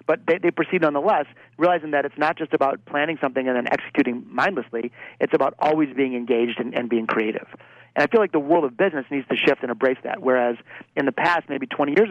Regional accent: Detroit, Michigan, United States; my hometown of Detroit, Michigan

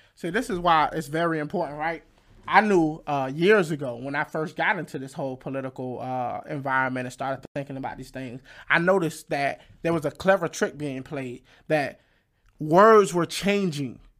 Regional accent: Fayetteville, North Carolina, United States; my hometown, Fayette, Fayetteville, North Carolina

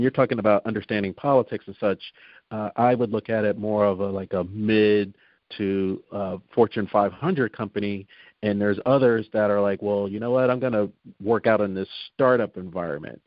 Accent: New Jersey, United States; moved away; I'm originally from New Jersey, so uh-huh. um, and I tried it down here. I said, well, I'm from South Jersey

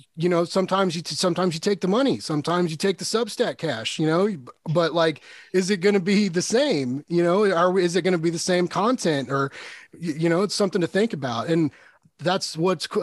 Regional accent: Kansas City, United States; I'm from Kansas city

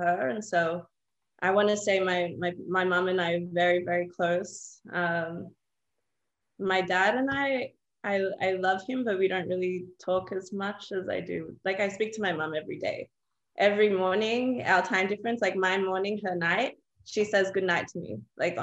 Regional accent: Australia; I grew up in Australia. My parents immigrated from Palestine and Jordan.

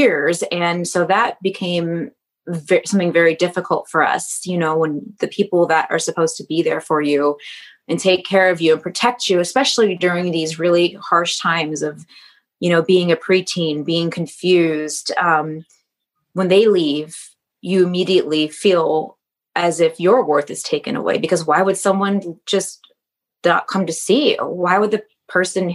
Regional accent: just outside Detroit, Michigan, United States; moved away; I grew up just outside Detroit, and I'm biracial

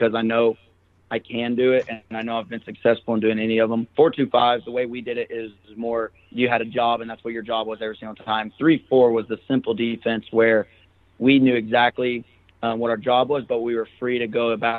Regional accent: Arkansas, United States; I'm from Arkansas

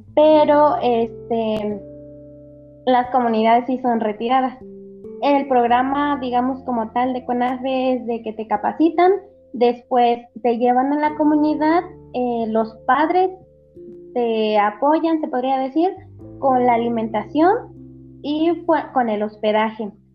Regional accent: Querétaro, Mexico; also born or lived in Hidalgo; yo soy del estado de Querétaro, de un municipio de Querétaro

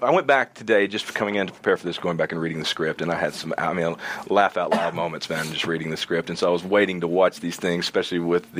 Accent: Arkansas, United States; moved away; I'm originally from Arkansas and grew up around bluegrass and all that country.

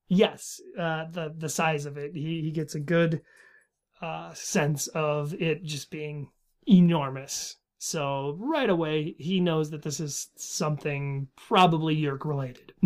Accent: Minnesota, United States; I am from Minnesota. I live in Minnesota

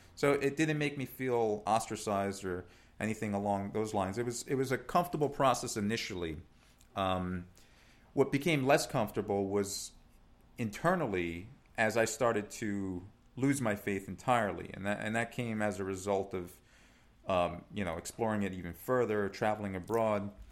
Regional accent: New York City, New York, United States; also born or lived in Italy; so I was born in Italy, um, but I moved to New York. My dad's ori-, originally from New York, and we moved, uh, back in, uh, nineteen eighty-four when I was six years old, and we settled in Staten Island

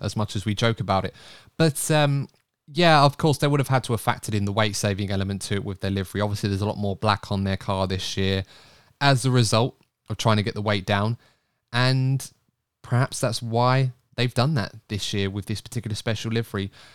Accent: United Kingdom; British people.

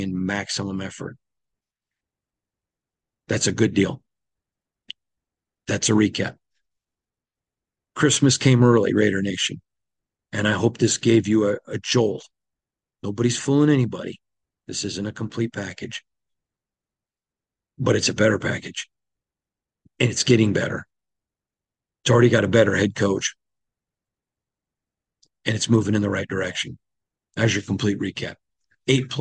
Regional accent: Michigan, United States; when I was growing up as a little boy in Michigan

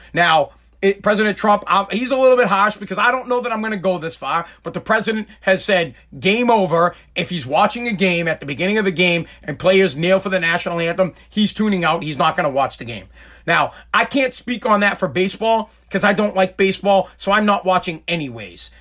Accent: United States; I am just an American

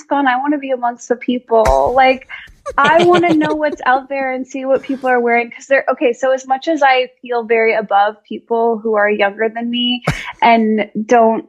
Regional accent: Skokie, Illinois, United States; moved away; I grew up in Skokie, a suburb of Chicago

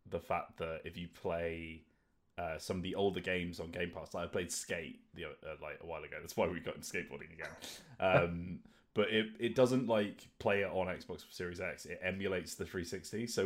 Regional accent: Luton, East of England, United Kingdom; I'm from Luton.

